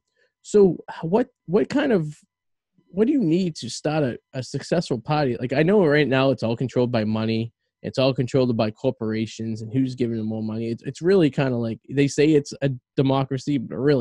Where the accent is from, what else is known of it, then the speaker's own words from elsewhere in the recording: Revere, Massachusetts, United States; now in West Newbury, United States; I'm a guy from Revere